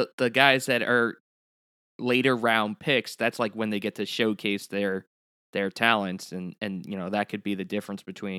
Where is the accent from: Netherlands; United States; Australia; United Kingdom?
United States; Long Island, New York; obviously Tom and I grew up on Long Island where junior hockey doesn't really make its way into the Northeast.